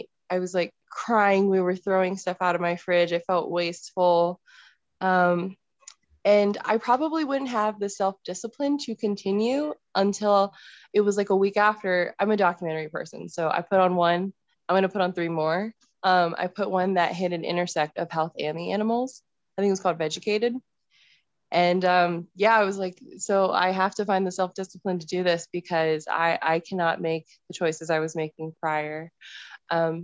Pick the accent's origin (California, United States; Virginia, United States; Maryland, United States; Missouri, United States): Virginia, United States; Northern; now in Colorado, United States; I'm originally from the Northern Virginia area. I moved to Colorado and that's where I'm hanging out now